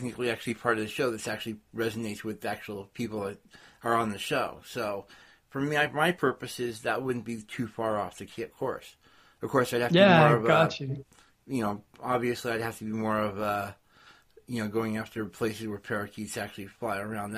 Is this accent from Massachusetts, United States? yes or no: no; California, United States; I'm from California